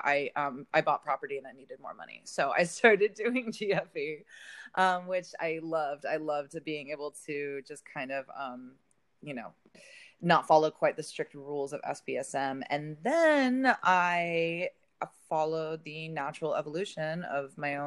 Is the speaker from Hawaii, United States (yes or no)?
no; the Bay Area, California, United States; moved away; I'm originally from the Bay.